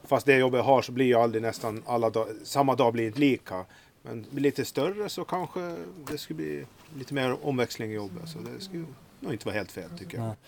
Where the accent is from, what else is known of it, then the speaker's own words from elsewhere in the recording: Eckerö, Åland, Finland; jag är från Eckerö